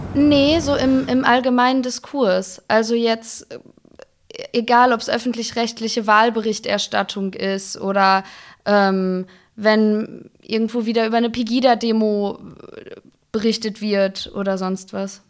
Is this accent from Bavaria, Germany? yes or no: no; Ruhr area, North Rhine-Westphalia, Germany; Also ich komme gebürtig aus dem Ruhrgebiet